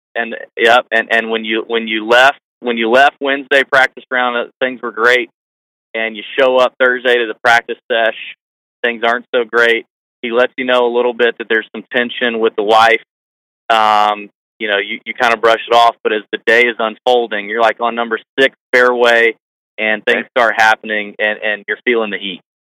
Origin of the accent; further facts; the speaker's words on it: Augusta, Georgia, United States; we're from Augusta, both of us born and raised in Augusta